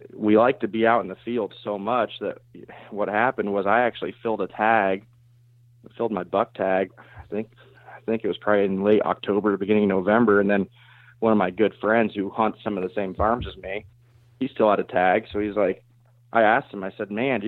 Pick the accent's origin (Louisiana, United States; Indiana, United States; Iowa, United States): Iowa, United States; South Central; I'm from South Central Iowa. I actually live just outside of Knoxville